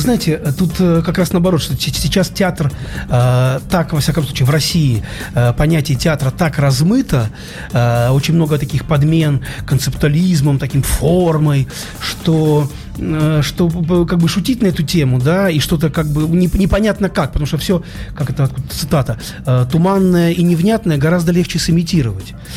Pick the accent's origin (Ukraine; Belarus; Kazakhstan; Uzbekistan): Ukraine; now in Saint Petersburg, Russia; я родился не в Петербурге, я родился далеко на Украине, уже теперь в другой стране, в маленьком городе